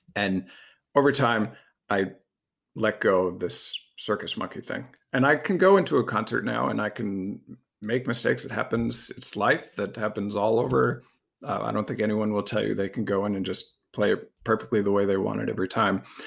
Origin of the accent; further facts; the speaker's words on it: Massachusetts, United States; I grew up in Massachusetts.